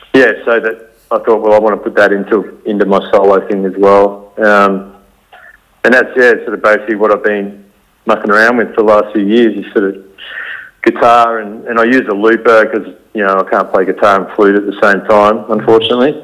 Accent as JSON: {"language": "English", "country": "Australia", "tie": "born or raised there", "said": "our Western culture of growing up in Australia"}